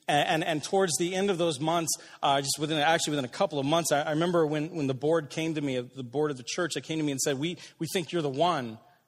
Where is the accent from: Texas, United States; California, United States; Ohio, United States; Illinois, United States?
Illinois, United States; Aurora; I didn't want to be in Aurora. I grew up in Aurora.